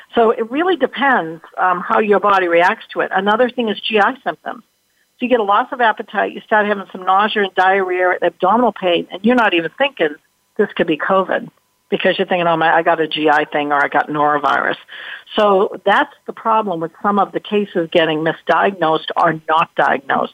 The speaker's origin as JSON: {"language": "English", "region": "Massachusetts", "country": "United States", "said": "I'm from Massachusetts"}